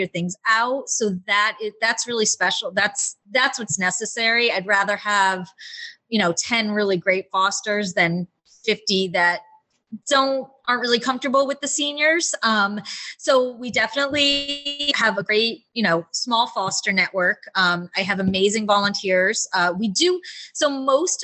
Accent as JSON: {"language": "English", "region": "Rhode Island", "country": "United States", "also_born_or_lived": "Los Angeles", "moved": "yes", "said": "I'm from Rhode Island"}